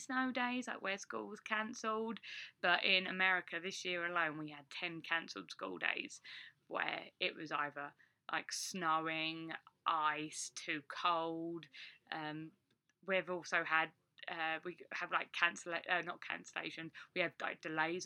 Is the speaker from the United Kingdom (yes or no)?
yes; England, United Kingdom; moved away as an adult; now in United States; as a Brit that's not used to really driving in the snow